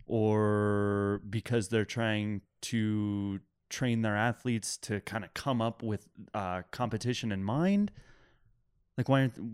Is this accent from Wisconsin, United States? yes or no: no; Iowa, United States; I'm from Iowa.